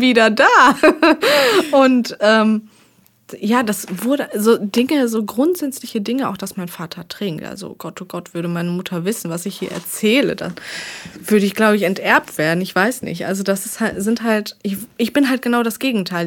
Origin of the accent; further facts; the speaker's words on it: Arnsberg, North Rhine-Westphalia, Germany; nach Arnsberg, also so halt in meine Heimat